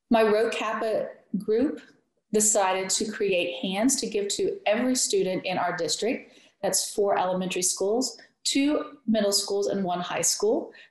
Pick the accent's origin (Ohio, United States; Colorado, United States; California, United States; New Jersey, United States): Ohio, United States; West Portsmouth; also born or lived in Greenup, Kentucky; this is my Peace Teacher Experience. I am from West Portsmouth, Ohio, and I've just completed 14 years at Greenup County High School in Greenup, Kentucky.